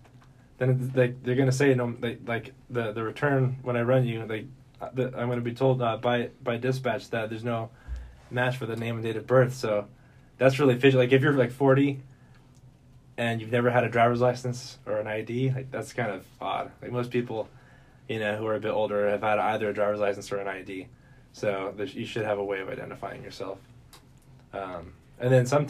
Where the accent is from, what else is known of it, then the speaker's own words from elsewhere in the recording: Santa Maria, California, United States; moved away as an adult; now in Lompoc, United States; I grew up in Santa Maria